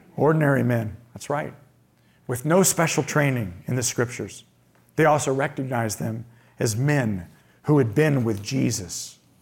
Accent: Indiana, United States; I'm from the Midwest. I'm from Indiana

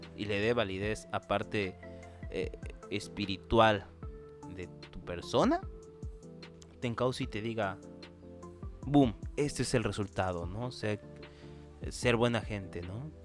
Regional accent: Chiapas, Mexico; yo soy de Chiapas

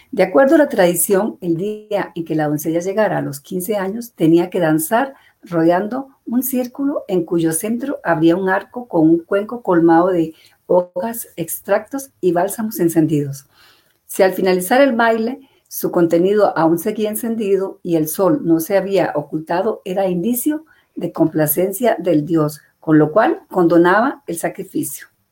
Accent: San Ramón, Alajuela, Costa Rica; Yo nací en San Ramón.

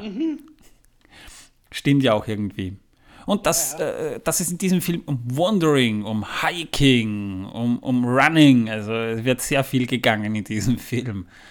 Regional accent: Waldviertel, Lower Austria, Austria; bei uns im Waldviertel

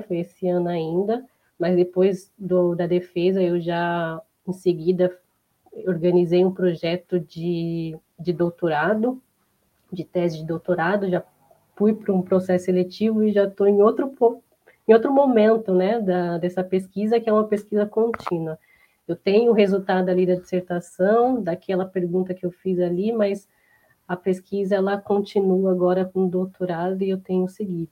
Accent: Embu das Artes, São Paulo, Brazil; also born or lived in Diadema; eu sou de Embu das Artes, nasci aqui, na verdade eu nasci em Diadema, mas moro aqui desde de muito nova

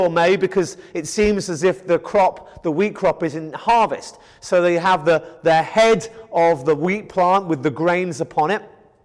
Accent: Kent, South East England, United Kingdom; moved away; I come from England in the county of Kent, where there is wheat field after wheat field after wheat field

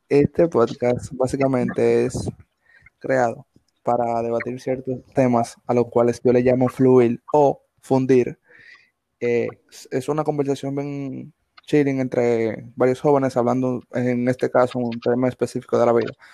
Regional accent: Villa Faro, Distrito Nacional, Dominican Republic; tengo 20 años, me crié en Villafaro

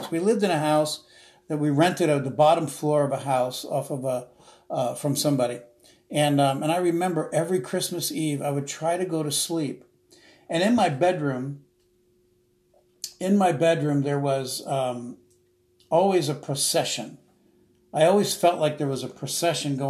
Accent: South Orange, New Jersey, United States; also born or lived in Newark, New Jersey; I was born and raised in this little small township called South Orange, New Jersey

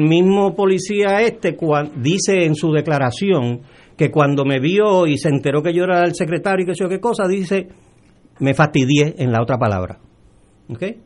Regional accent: Puerto Rico; also born or lived in Dominican Republic; yo soy dominicano, yo nací en la República Dominicana, llegué aquí de los dos años, en la época de Trujillo, eh, y, y todo lo que tengo y todo lo que soy se lo debo a Puerto Rico

